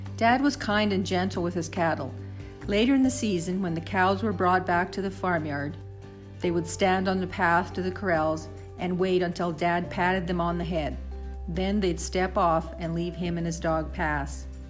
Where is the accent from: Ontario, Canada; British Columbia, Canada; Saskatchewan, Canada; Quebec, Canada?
Saskatchewan, Canada; growing up on the farm in Saskatchewan in the 60s and 70s